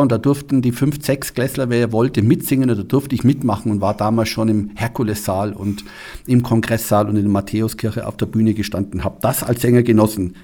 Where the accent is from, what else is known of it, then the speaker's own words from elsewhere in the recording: Munich, Bavaria, Germany; moved away as an adult; also born or lived in Kassel / Mannheim; now in Füssen, Germany; ich komme aus München, ich bin in München geboren, aufgewachsen